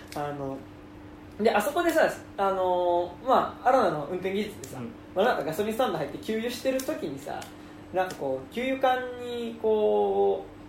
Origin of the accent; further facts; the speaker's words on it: Tokyo, Japan; 俺らが東京生まれ